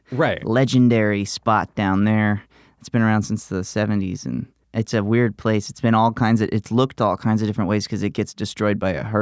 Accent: Alabama, United States; moved away; I grew up in Alabama

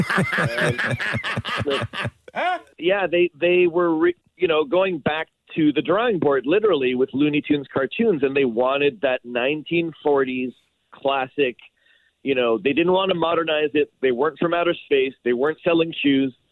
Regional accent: Canada; now in California, United States; being a Canadian abroad here in deep in California

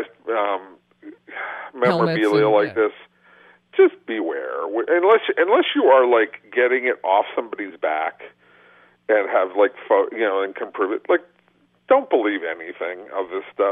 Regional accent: the San Fernando Valley, California, United States; I grew up in the Valley

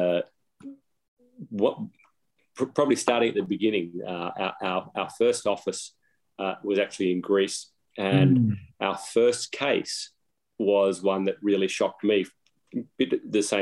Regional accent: Australia; now in United States; I'm an Aussie, live in the US now

